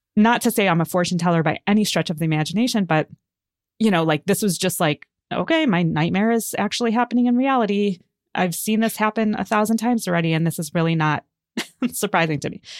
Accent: United States; I was born in America, but my father was born in Israel and my mother was born in England

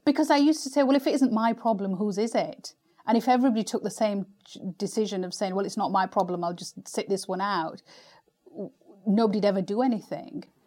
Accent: United Kingdom; as a British Asian

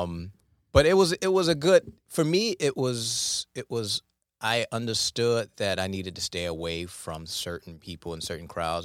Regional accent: Detroit, Michigan, United States; I grew up in Detroit

